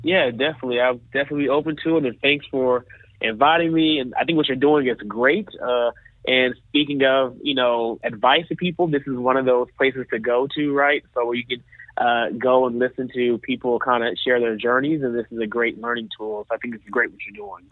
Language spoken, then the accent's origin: English; Dallas, Texas, United States; I'm from Dallas